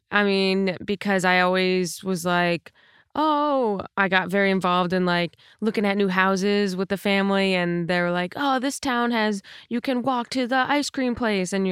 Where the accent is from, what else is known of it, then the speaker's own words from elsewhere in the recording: Buffalo, New York, United States; born there; I was born in Buffalo originally.